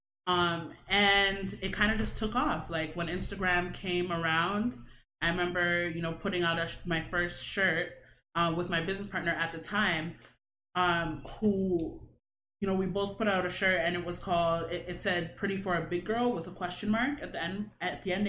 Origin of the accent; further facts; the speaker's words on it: Toronto, Ontario, Canada; also born or lived in Brampton; I was born and raised in Toronto and Brampton